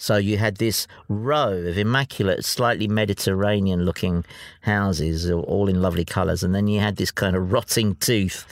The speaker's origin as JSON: {"language": "English", "region": "London", "country": "United Kingdom", "tie": "born or raised there", "said": "The house I grew up in was in Ifield Road. And my house was about 5 minutes walk from Stamford Bridge."}